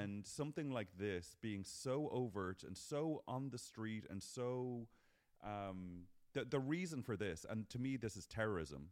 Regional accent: Ireland; now in United States; We're Irish people

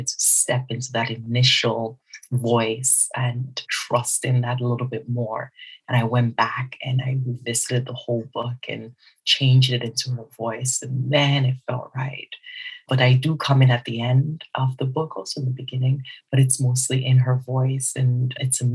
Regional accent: South East Nigeria, Nigeria; I am Nigerian and I'm also Igbo within Nigeria, some southeast of Nigeria

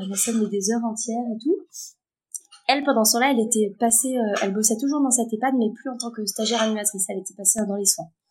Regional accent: Sarthe, Pays de la Loire, France; moved away as an adult; also born or lived in Strasbourg; c'est une maison de retraite euh, qui est à 20 km de chez moi, dans la Sarthe

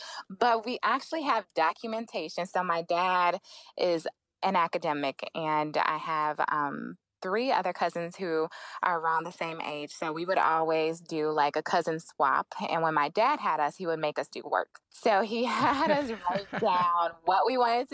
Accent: Flint, Michigan, United States; moved away as an adult; also born or lived in Atlanta; now in Boston, United States; I'm from Flint, Michigan

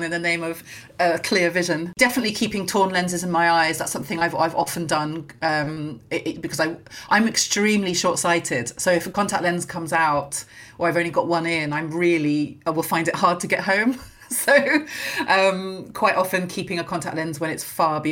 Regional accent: near Guildford, South East England, United Kingdom; I grew up near Guildford, so Kingston was a big night out

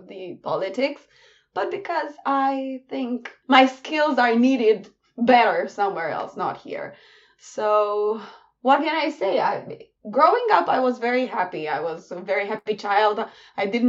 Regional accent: Cluj-Napoca, Cluj County, Romania; in my hometown, in Cluj-Napoca

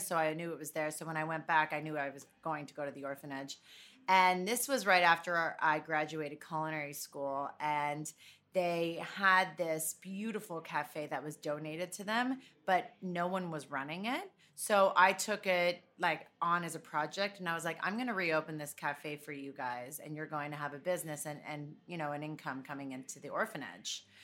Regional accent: Toronto, Ontario, Canada; moved away as an adult; also born or lived in New York; I grew up in Toronto

